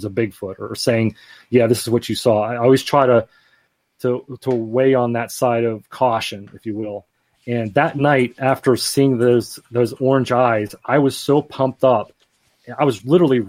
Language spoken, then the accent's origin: English; Greensburg, Pennsylvania, United States; my hometown of Greensburg, Pennsylvania